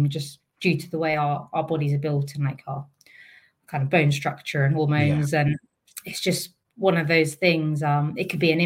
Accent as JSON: {"language": "English", "town": "Maidenhead", "region": "South East England", "country": "United Kingdom", "tie": "born or raised there", "said": "I grew up in Maidenhead"}